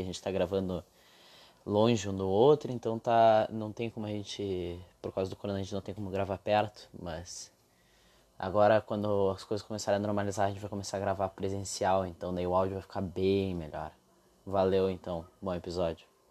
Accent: the South, Rio Grande do Sul, Brazil; a gente é do Sul, né? Então aqui tem o tem o Inter e o Grêmio

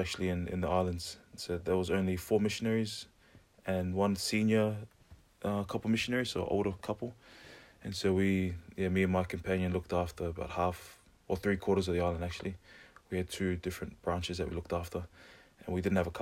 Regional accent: Auckland, New Zealand; I was born in New Zealand, but in Auckland, so like in the city.

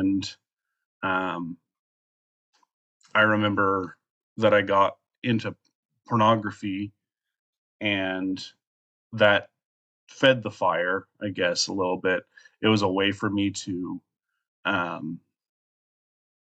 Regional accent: Colorado, United States; moved away as an adult; now in Alaska, United States; I'm originally from Colorado, a little tiny town in Colorado. I've been living in Alaska for almost a year.

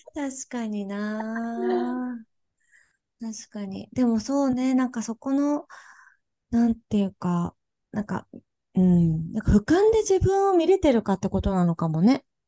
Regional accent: Kansai, Japan; 私は、あの、なんか、関西出身

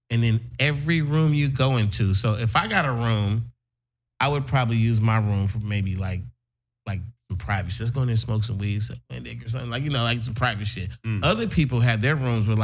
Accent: Oakland, California, United States; where I'm from Oakland

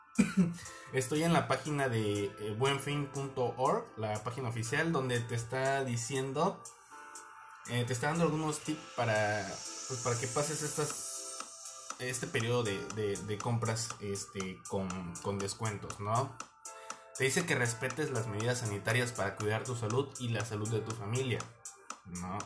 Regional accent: Mexico; somos mexicanos

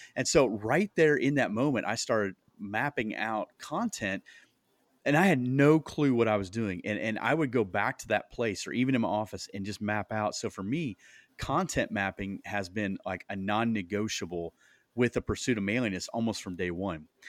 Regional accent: Iowa, United States; moved away as an adult; now in Indianapolis, United States; we moved from Iowa. That's where we're at, originally from

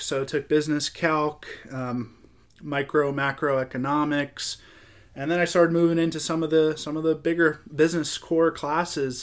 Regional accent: Florida, United States; growing up in Florida

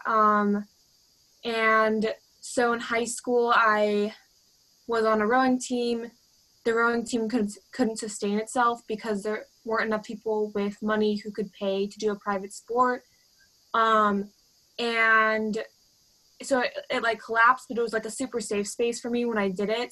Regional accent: Stockton, California, United States; I'm from Stockton

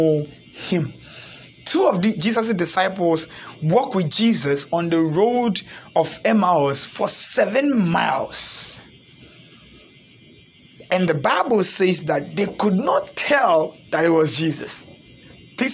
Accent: Ghana; typical Africans born and raised in Ghana

